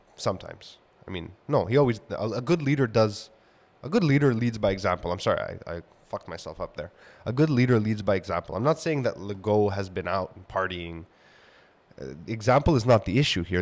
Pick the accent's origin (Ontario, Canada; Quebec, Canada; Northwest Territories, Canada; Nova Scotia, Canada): Quebec, Canada; Montreal; where I grew up in Kodanesh and it being, like, the hub of all the hospitals and healthcare institutions of the city and universities